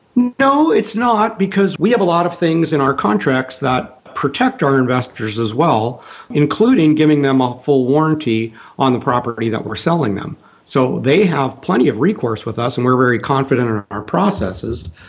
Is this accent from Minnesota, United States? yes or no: yes; Minnesota, United States; also born or lived in Texas; now in Indiana, United States; my youth in Minnesota